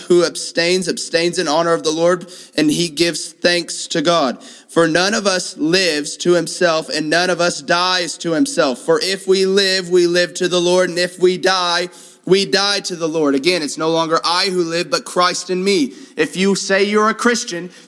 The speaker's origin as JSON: {"language": "English", "town": "Houston", "region": "Texas", "country": "United States", "tie": "born or raised there", "moved": "yes", "said": "I grew up in Houston"}